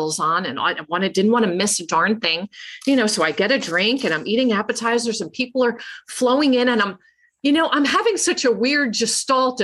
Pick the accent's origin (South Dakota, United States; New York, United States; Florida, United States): New York, United States; Long Island; now in Hattiesburg, United States; where I grew up on Long Island